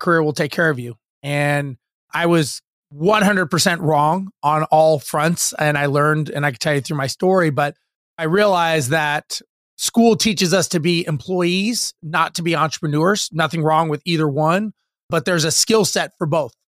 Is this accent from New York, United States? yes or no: no; Los Angeles, California, United States; I grew up in Los Angeles and standard middle income family